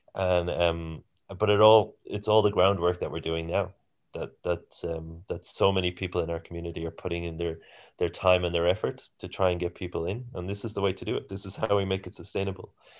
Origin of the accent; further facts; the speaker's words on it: Ireland; moved away as an adult; also born or lived in Singapore / Germany / Australia; now in New Zealand; I'm from Ireland originally